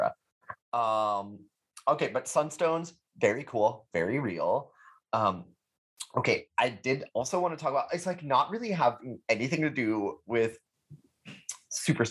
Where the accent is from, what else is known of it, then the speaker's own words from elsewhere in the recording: Texas, United States; I'm from Texas